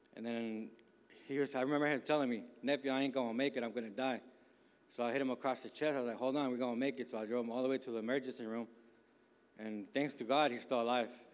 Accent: Bay Area, California, United States; now in Miami, United States; I'm from uh, California, born and raised in the Bay Area

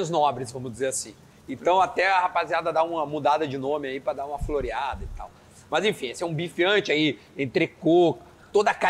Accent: São Paulo, Brazil; Eu pro... sou paulista

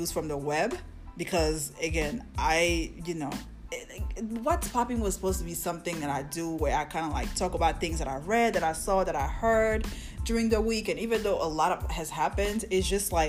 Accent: Côte d’Ivoire; I'm West African. I'm from the Ivory Coast.

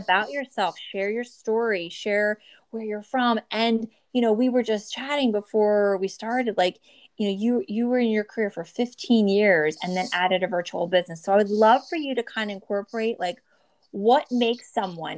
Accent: New Jersey, United States; born or raised there

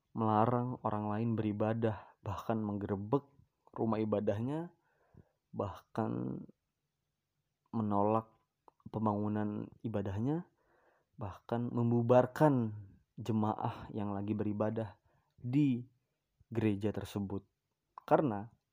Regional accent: Bandar Lampung, Lampung, Indonesia; di Bandar Lampung ini adalah, tepatnya di kota gua ya, di Lampung

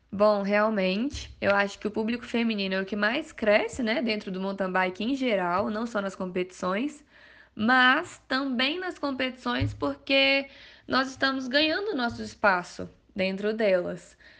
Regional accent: Mariana, Minas Gerais, Brazil; Minha primeira prova foi lá na cidade mesmo. Sou de Mariana

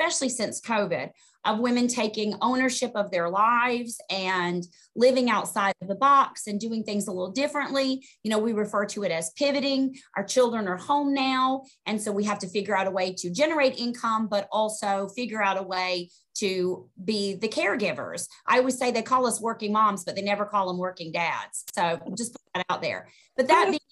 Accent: Augusta, Georgia, United States; moved away as an adult; now in New Jersey, United States; I was born and raised in Augusta, Georgia. Moved to New Jersey in 1998

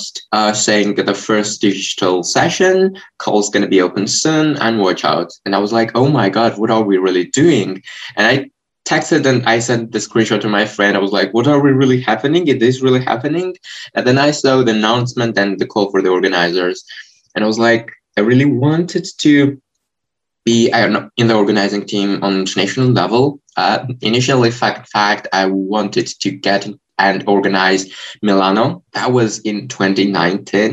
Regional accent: Georgia; I come from Georgia, 17 years old

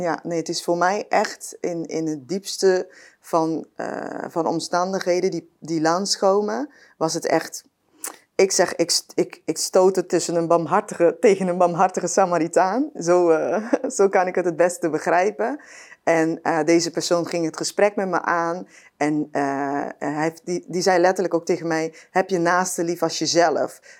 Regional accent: Curaçao; ik ben eh, opgegroeid op Curaçao.

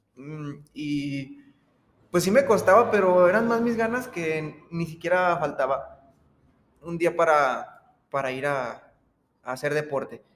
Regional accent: Aguascalientes, Mexico; soy de aquí de Aguascalientes

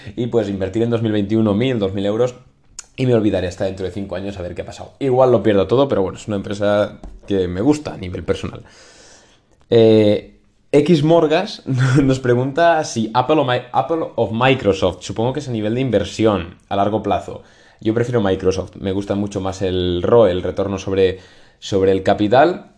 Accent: Spain

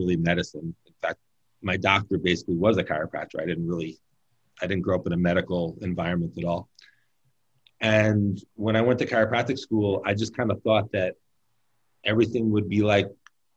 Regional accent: New York City, New York, United States; now in California, United States; I'm born and raised in New York City. I'm from Brooklyn, New York

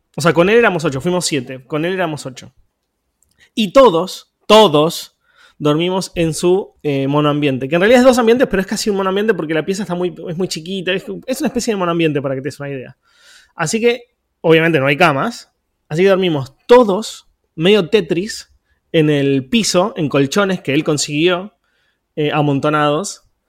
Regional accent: Quilmes, Buenos Aires Province, Argentina; Quilmes, que es de donde soy

